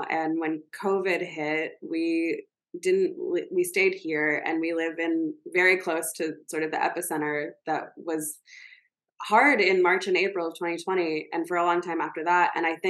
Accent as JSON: {"language": "English", "region": "the South", "country": "United States", "tie": "born or raised there", "said": "I grew up in the South, I grew up with people who were very different from me"}